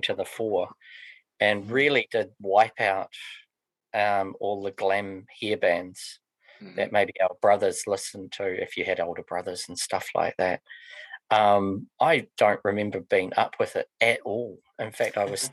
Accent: Kapiti, Wellington, New Zealand; where we were growing up in Carpety

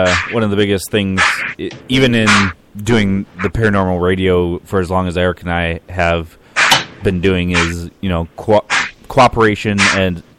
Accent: Cleveland, Ohio, United States; I'm from Cleveland

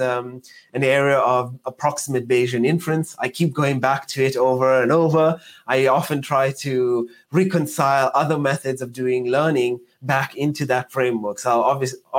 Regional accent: Johannesburg, Gauteng, South Africa; moved away; I'm South African. So I started in South Africa, in Johannesburg, growing up in the south of Johannesburg

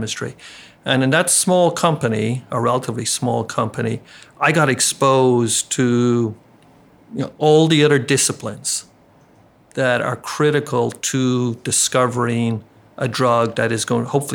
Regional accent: Ireland; moved away as an adult; also born or lived in Baltimore; now in Chicago, United States; I grew up in Ireland

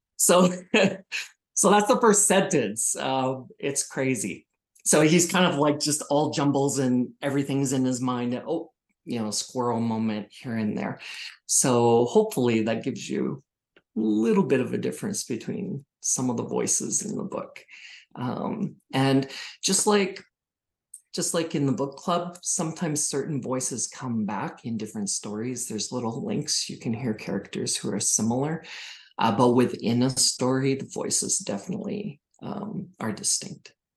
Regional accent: small town Saskatchewan, Canada; moved away; I'm from small town Saskatchewan originally, 800 people in my hometown.

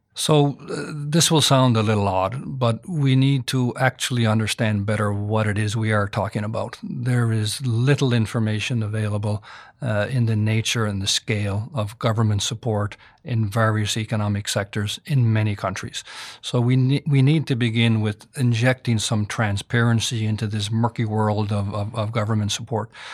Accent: Canada; I'm Canadian.

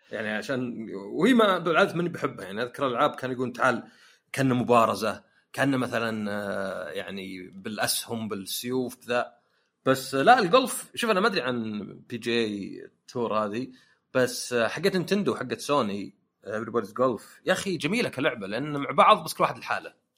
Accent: Saudi Arabia; عندنا في السعوديه

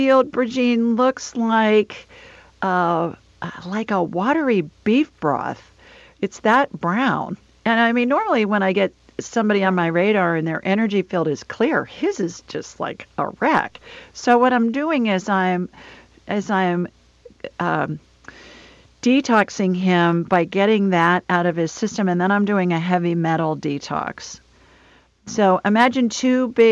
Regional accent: Ohio, United States; moved away; also born or lived in Los Angeles; I lived in L.A. for a long time, and that's how I learned how to pronounce Oregon, because growing up in Ohio, I was taught it's Oregon.

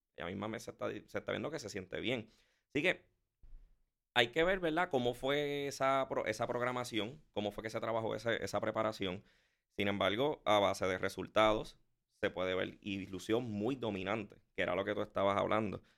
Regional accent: Puerto Rico; yo me crié con el deporte de aquí

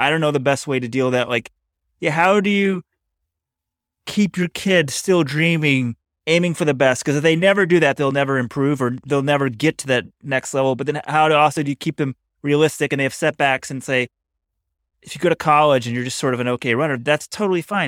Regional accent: Texas, United States; we're both from Texas

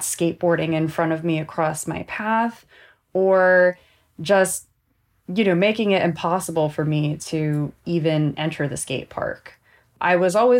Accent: Southern California, United States; I grew up here in Southern California

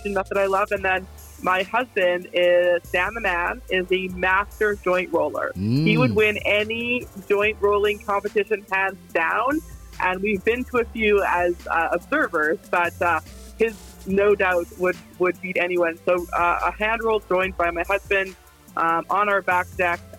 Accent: Calgary, Alberta, Canada; also born or lived in Vancouver, Canada; in Calgary. So in high school, we used to hang out in South Glenmore at nighttime

